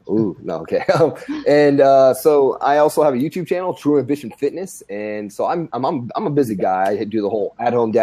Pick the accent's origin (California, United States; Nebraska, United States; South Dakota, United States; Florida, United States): Nebraska, United States; Grand Island; moved away as an adult; I'm from Grand Island, Nebraska. Born and raised, when I was about the age of 20, I decided to join the Army